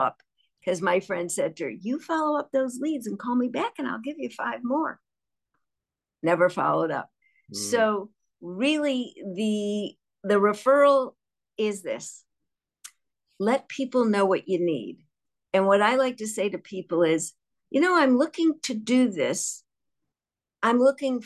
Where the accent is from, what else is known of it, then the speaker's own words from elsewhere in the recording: Chicago, Illinois, United States; I'm from Chicago, and our downtown was called The Loop.